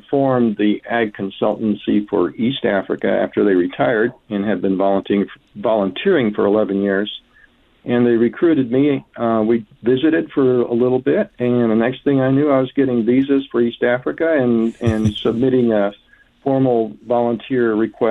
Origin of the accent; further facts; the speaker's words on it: Bolivia; also born or lived in Colombia; I grew up in South America, Bolivia and Colombia. As a missionary kid, my parents were missionaries down there for 20 years.